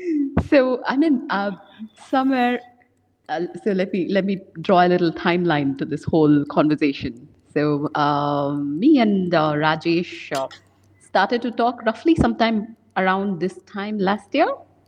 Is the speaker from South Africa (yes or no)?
no; Bengaluru, Karnataka, India; moved away as an adult; now in Ho Chi Minh City, Vietnam; I am originally from Bengaluru, which is in the southern part of India.